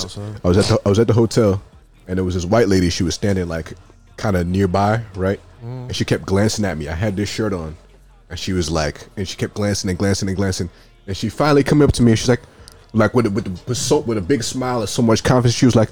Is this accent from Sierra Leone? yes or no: yes; Sierra Leone; No, I'm from Sierra Leone.